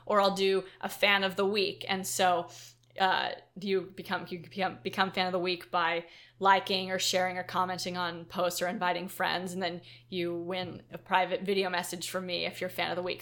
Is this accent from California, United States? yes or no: yes; Silicon Valley, California, United States; we're from Silicon Valley